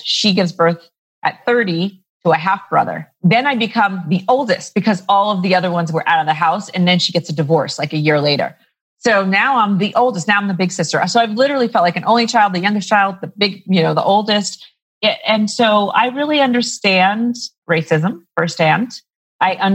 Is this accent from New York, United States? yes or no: yes; New York, United States; moved away as an adult; also born or lived in Harlem / Washington Heights; now in Denver, United States; I'm from New York originally.